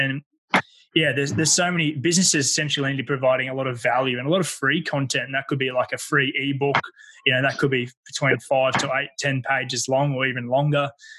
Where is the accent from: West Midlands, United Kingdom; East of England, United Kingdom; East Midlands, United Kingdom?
East of England, United Kingdom; Ipswich; And getting back to the area that I grew up in Ipswich